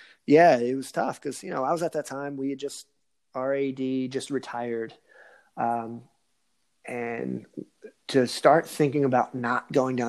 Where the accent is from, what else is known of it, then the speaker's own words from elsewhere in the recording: New Jersey, United States; I'm from New Jersey